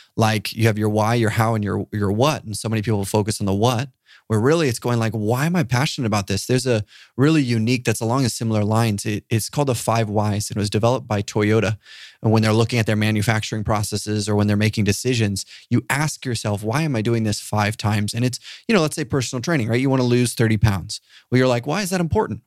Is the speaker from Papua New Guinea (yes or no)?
yes; Papua New Guinea; I grew up in Papua New Guinea